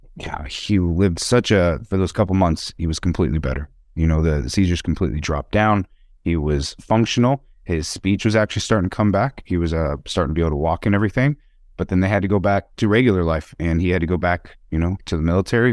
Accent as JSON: {"language": "English", "region": "Wyoming", "country": "United States", "tie": "born or raised there", "moved": "yes", "lives_now": "Las Vegas, United States", "said": "My home state that I come from, I now live in the great state of Nevada in Las Vegas, business enterprise in cannabis, but I come from Wyoming"}